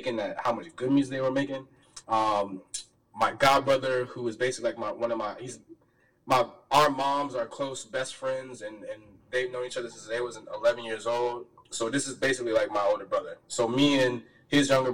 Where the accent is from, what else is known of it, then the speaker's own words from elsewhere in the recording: Richmond, Virginia, United States; moved away as an adult; now in Philadelphia, United States; I'm born and raised in Richmond, Virginia.